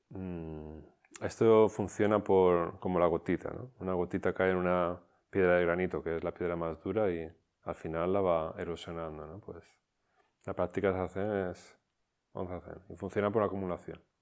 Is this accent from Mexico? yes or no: no; Barcelona, Catalonia, Spain; Entonces, claro, un, dojo, yo soy de Barcelona, no tengo ni idea